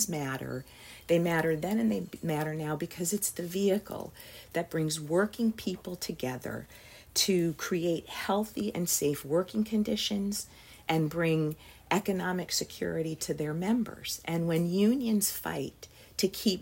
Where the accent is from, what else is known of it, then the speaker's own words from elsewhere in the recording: Pittsfield, Massachusetts, United States; I grew up in Berkshire County, Pittsfield, Massachusetts